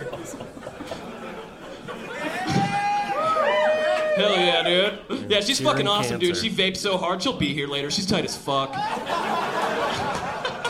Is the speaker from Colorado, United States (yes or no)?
yes; Aurora, Colorado, United States; I'm from here. I grew up in Aurora.